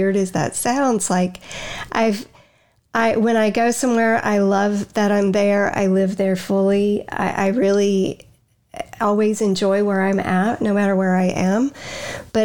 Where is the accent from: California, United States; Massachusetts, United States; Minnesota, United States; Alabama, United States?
Alabama, United States; Huntsville; moved away as an adult; now in North Carolina, United States; We're going back to Huntsville, Alabama.